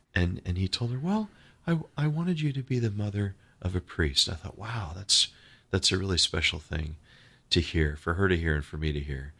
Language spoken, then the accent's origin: English; New York, United States; moved away as an adult; also born or lived in Sewanee, Tennessee; growing up in New York when everyone was in such a rush